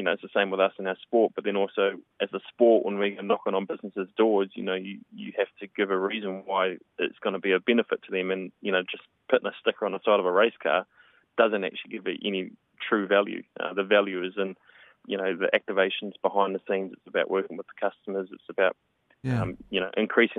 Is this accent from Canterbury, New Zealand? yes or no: yes; Geraldine, Canterbury, New Zealand; we started the Shop Geraldine campaign, which was my hometown